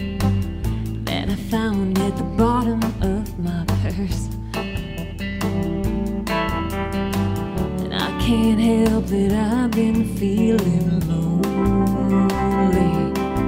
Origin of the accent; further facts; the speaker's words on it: Chicago, Illinois, United States; now in Nashville, United States; I grew up in Chicago